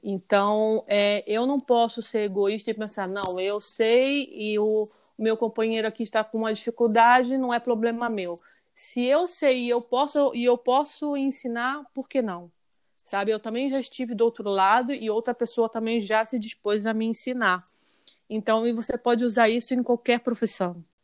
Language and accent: Portuguese; Rio de Janeiro, Brazil; moved away as an adult; now in Spain; eu sou do Rio e tenho quatro anos morando na Espanha